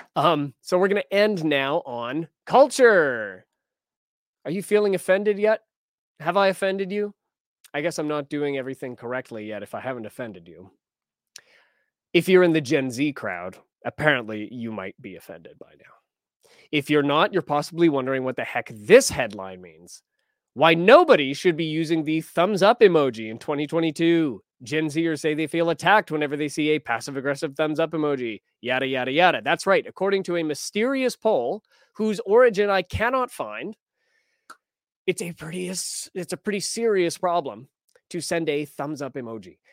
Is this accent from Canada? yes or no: yes; Alberta, Canada; now in British Columbia, Canada; I was born in Alberta